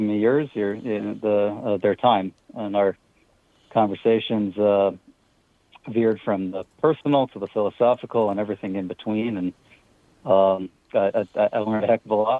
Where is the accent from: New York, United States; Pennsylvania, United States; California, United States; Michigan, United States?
Pennsylvania, United States; moved away; I'm originally from Pennsylvania